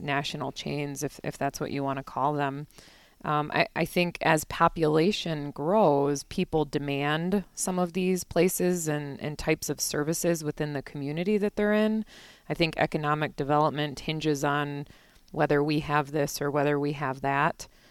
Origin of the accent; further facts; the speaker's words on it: Naperville, Illinois, United States; also born or lived in Minneapolis / Chicago; now in Eau Claire, United States; I grew up in Naperville, which is a western suburb of Chicago